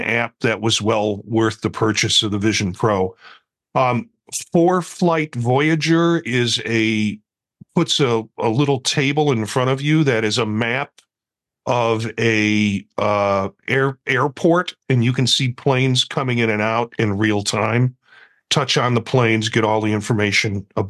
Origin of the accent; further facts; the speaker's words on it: Chicago, Illinois, United States; now in Ohio, United States; I'm a Chicagoan that now lives in Ohio